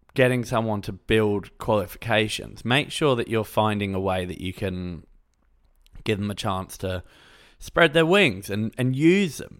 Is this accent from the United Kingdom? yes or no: yes; England, United Kingdom; I'm from England, so we had, like, a UCAS form